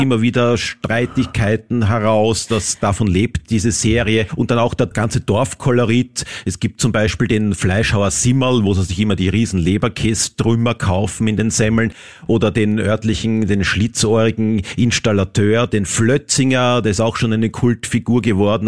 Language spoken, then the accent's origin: German; Vienna, Austria; für mich als Wiener